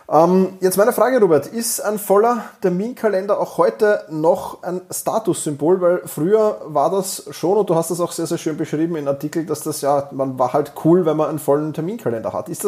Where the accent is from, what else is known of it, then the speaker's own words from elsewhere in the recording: Vienna, Austria; Wir sind ja beide äh, aus Wien, oder du bist aus, aus der Steiermark, aber momentan in Wien